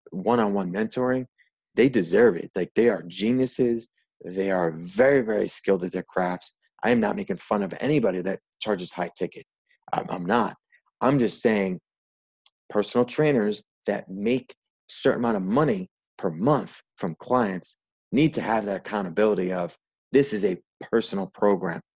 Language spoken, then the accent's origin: English; Northeast, United States; so, yeah, in brief, I'm from the Northeast.